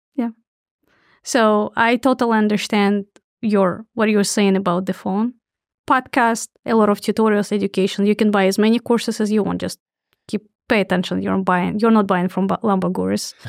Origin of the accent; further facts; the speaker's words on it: Russia; moved away as an adult; now in United States; born in Soviet Union